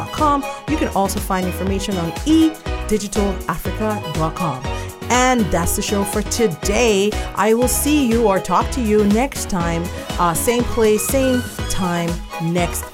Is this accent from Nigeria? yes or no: yes; Nigeria; English is a second language; I'm Nigerian